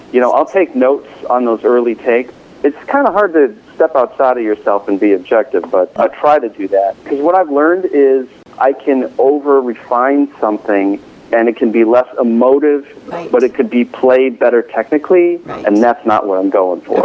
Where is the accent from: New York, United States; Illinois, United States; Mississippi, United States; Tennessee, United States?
Illinois, United States; Chicago; moved away as an adult; also born or lived in California; now in Boston, United States; I'm a California native, but I grew up in the Midwest, in the Chicago area.